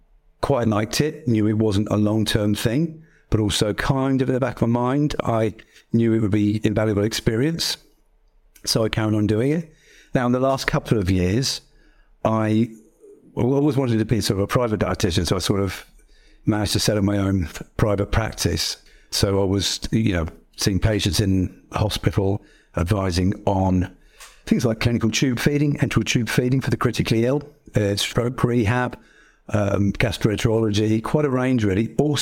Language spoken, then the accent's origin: English; East Midlands, United Kingdom; So I grew up in Northamptonshire since I was four.